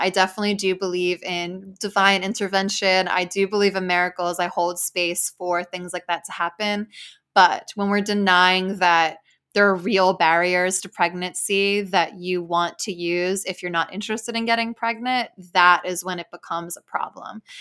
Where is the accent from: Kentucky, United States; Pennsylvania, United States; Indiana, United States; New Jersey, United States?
New Jersey, United States; I grew up like in Jersey with like a pretty diverse community of people.